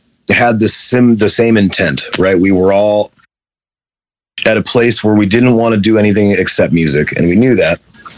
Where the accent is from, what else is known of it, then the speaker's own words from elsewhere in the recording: Chicago, Illinois, United States; moved away as an adult; also born or lived in Los Angeles, California; I'm from Chicago